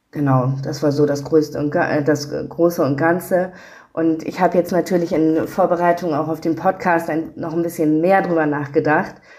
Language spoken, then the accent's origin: German; Schleswig-Holstein, Germany; now in Hamburg, Germany; Aus ähm, Schleswig-Holstein ursprünglich. Genau, dort bin ich aufgewachsen und lebe jetzt in Hamburg